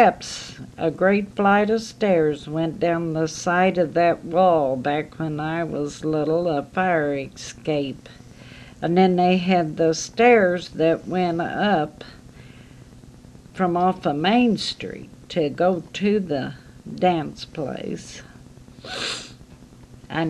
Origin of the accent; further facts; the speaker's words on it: Marceline, Missouri, United States; growing up in Marceline